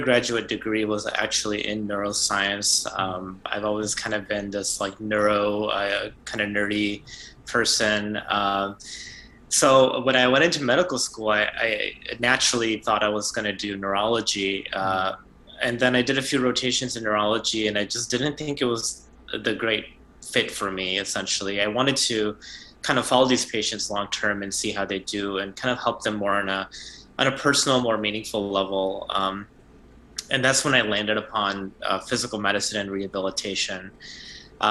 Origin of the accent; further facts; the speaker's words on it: Chicago, Illinois, United States; moved away as an adult; also born or lived in Ann Arbor, Michigan / Houston, Texas; now in Boston, United States; I'm originally from the Chicagoland area. I grew up there